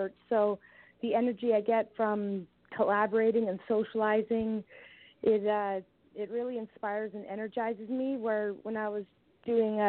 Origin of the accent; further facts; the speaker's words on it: Langley, British Columbia, Canada; I grew up in Langley